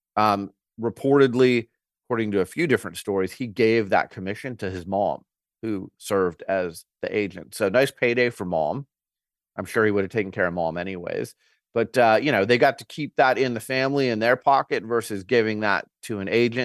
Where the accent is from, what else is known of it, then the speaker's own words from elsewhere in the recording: Arizona, United States; I'm from Arizona and I worked on the Arizona Super Bowl